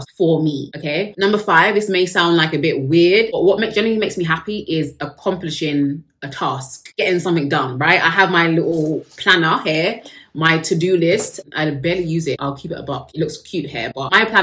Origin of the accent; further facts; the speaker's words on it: United Kingdom; I am British, so we love tea over here